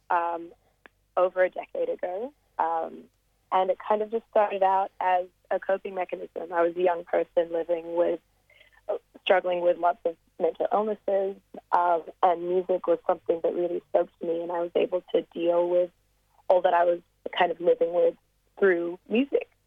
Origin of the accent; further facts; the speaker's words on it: Australia; accent: American international; also born or lived in South Africa; Um, well, I'm African Australian. Uh, my mom is Tanzanian, and my dad is uh, from Sydney. I went to an American school in South Africa for about five years um, and kind of grew up all over the world, so hence the little American international accent.